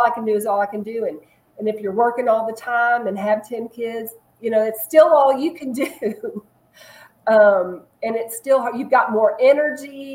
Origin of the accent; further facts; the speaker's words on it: Texas, United States; also born or lived in Chicago, Illinois / Little Rock, Arkansas / Dallas, Texas; I grew up in Texas